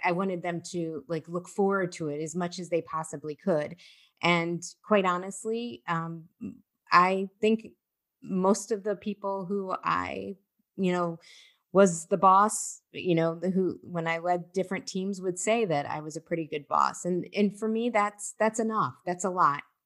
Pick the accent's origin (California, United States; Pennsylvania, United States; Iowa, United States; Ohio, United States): Ohio, United States; moved away as an adult; now in New York City, United States; I'm from Ohio